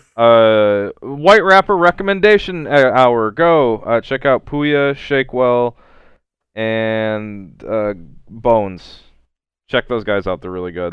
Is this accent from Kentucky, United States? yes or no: yes; Kentucky, United States; my home state of Kentucky